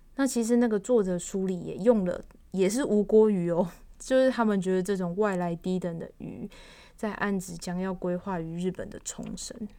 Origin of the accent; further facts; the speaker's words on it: Taiwan; 我们算是外省人嘛